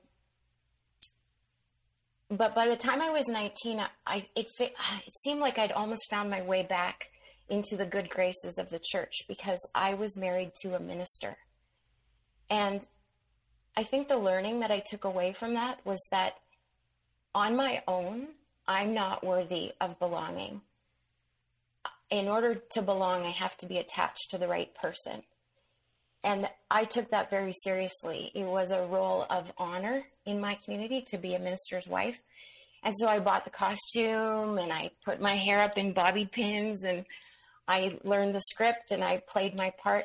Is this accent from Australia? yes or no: no; Manitoba, Canada; I ended up back on the prairies in Manitoba.